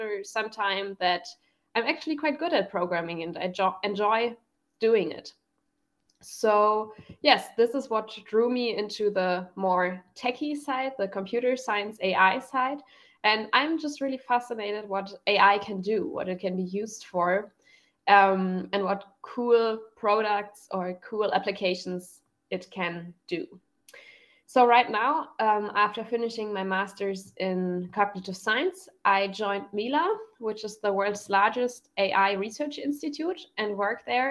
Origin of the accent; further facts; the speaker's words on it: Germany; English is a second language; I'm from Germany